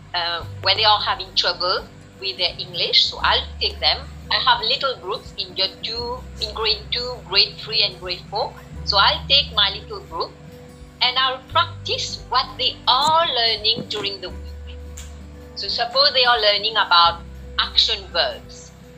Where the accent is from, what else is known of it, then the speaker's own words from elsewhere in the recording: Mauritius; I am from Mauritius